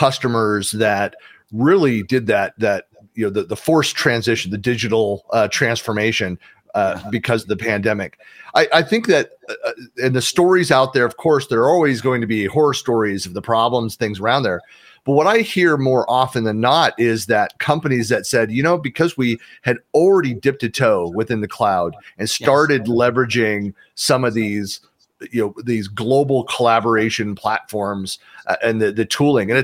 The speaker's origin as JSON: {"language": "English", "area": "San Francisco Bay Area", "region": "California", "country": "United States", "tie": "born or raised there", "said": "I'm born and raised in the San Francisco Bay Area."}